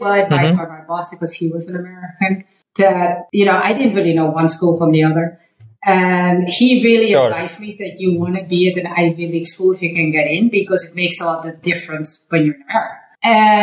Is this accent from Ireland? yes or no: no; Netherlands; moved away as an adult; also born or lived in Hong Kong; now in United States; I'm from Holland